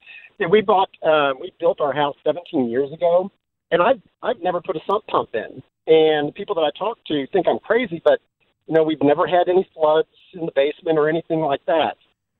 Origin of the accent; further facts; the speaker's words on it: Cape Girardeau, Missouri, United States; now in St. Louis, United States; I'm from Cape Girardeau